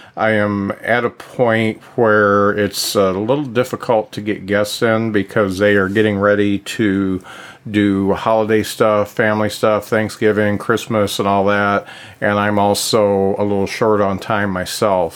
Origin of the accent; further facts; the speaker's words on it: Lakeville, Indiana, United States; where I grew up in Lakeville